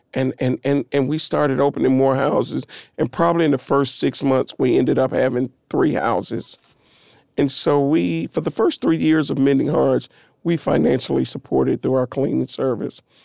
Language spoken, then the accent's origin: English; Nashville, Tennessee, United States; I come from East Nashville, over on the corner of North Fifth and what is now Vernon Winfrey Avenue